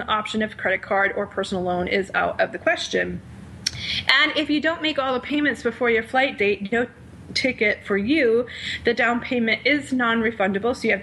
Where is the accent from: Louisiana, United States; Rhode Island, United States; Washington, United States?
Rhode Island, United States; Rhode Island, my home state